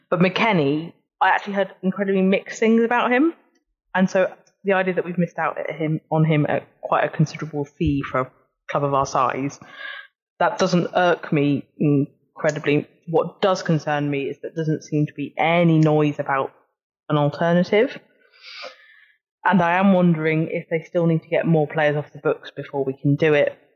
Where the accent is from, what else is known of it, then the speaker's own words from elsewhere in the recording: Burnley, North West England, United Kingdom; Oh, I was from Burnley. From okay. Burnley.